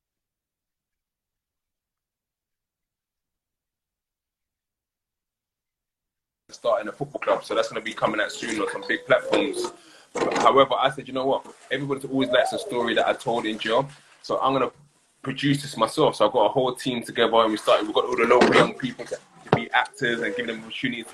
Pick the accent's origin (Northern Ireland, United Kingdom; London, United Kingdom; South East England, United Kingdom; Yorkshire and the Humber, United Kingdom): London, United Kingdom; I'm from Peckham. I grew up there.